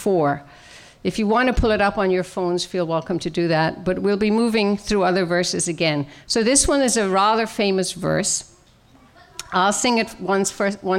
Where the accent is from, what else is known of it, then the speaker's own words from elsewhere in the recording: Ireland; now in Maryland, United States; I was born and raised in Ireland, as most of you know, in a good Catholic tradition